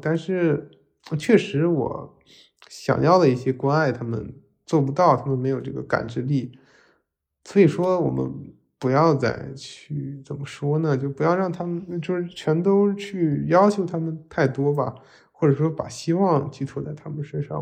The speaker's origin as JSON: {"language": "Chinese", "region": "Northeast China", "country": "China", "tie": "born or raised there", "said": "作为一个东北人，我特别喜欢《漫长的季节》"}